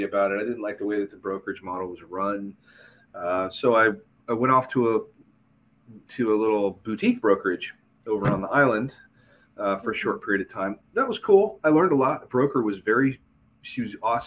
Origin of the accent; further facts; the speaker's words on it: Arvada, Colorado, United States; also born or lived in Denver; I lived in Colorado. That's where I grew up